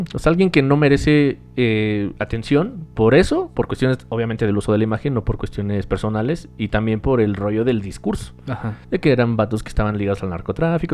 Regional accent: Mexico; para nosotros en México

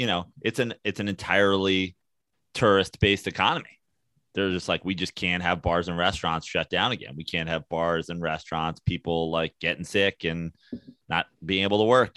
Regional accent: New York, United States; as a New Yorker

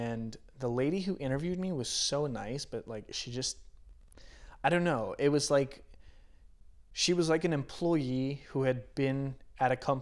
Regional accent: Hagerstown, Maryland, United States; moved away as an adult; also born or lived in Philadelphia / Singapore; now in Los Angeles, United States; I'm definitely not staying here in Hagerstown, which is my hometown.

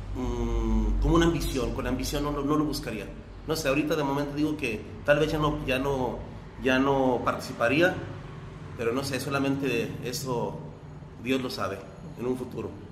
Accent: Teocaltiche, Jalisco, Mexico; mi pueblo y a, y a, todo mundo, a todo, a todo Teocaltiche

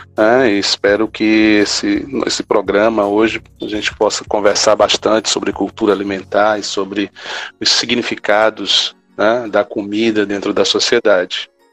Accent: Quixadá, Ceará, Brazil; eu sou de Quixadá, que a cidade né, de Raquel de Queiroz

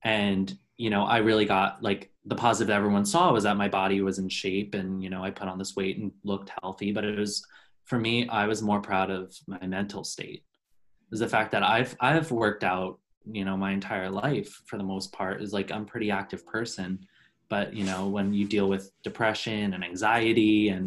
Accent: Long Island, New York, United States; moved away as an adult; I'm born and raised in New York. I'm from Long Island originally.

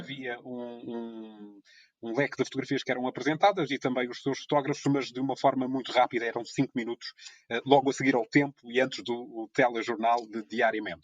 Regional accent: Ponta Delgada, Azores, Portugal; sou natural da, da cidade de Ponta da Algada, na ilha de São Miguel, nos Açores

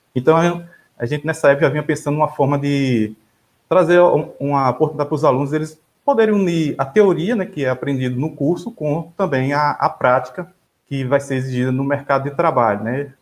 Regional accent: Rio Grande do Norte, Brazil; moved away as an adult; Eu venho do Rio Grande do Norte, né? Nesse momento eu estou também no Rio Grande do Norte

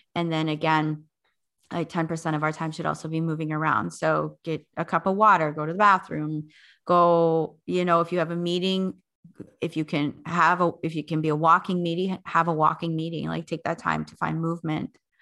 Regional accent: North Dakota, United States; also born or lived in South Africa; settle here in North Dakota, where I originally am from.

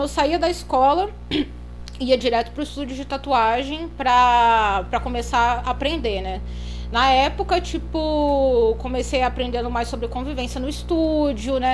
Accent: Petrópolis, Rio de Janeiro, Brazil; eu nasci em Petrópolis, no Rio de Janeiro, né? É uma cidade serrana, uhum. do interior

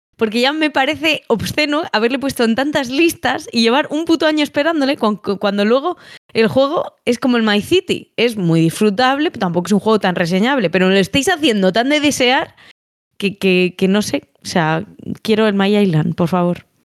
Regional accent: Palencia, Castile and León, Spain; soy de Palencia

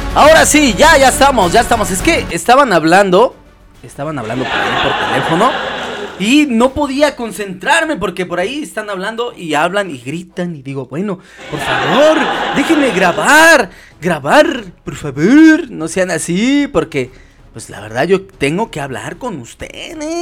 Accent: Mexico; Nosotros aquí en México somos muy devotos a la Virgen de Guadalupe, es nuestra patrona y señora

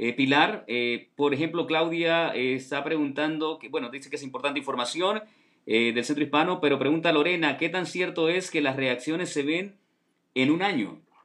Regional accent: Honduras; yo soy de Honduras

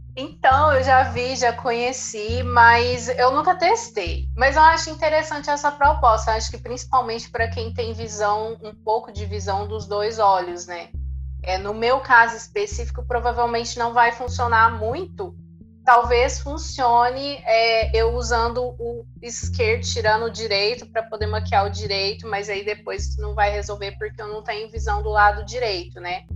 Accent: Uberlândia, Minas Gerais, Brazil; sou da cidade de Uberlândia, Minas Gerais

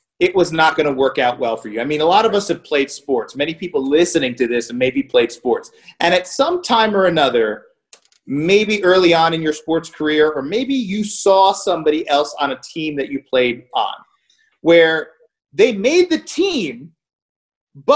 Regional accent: New York, United States; moved away as an adult; also born or lived in New Jersey; I was a kid from New York that came to Jersey

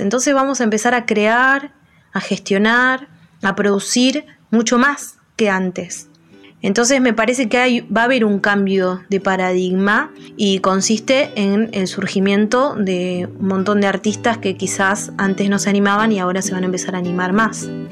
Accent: Luján, Buenos Aires Province, Argentina; tengo 35 años, soy de Luján

